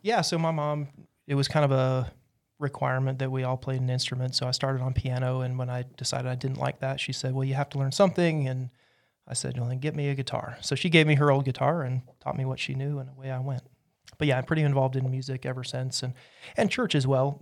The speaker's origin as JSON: {"language": "English", "region": "Utah", "country": "United States", "tie": "born or raised there", "moved": "as an adult", "lives_now": "Asheville, United States", "said": "I was raised in Utah"}